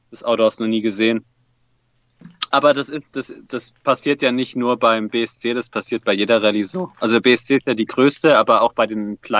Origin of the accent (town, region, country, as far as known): Swabia, Baden-Württemberg, Germany; born or raised there; also born or lived in Hesse